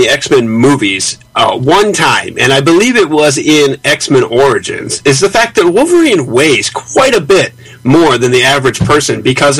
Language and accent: English; Canada; Because why not? We're Canadian. We're wacky like that.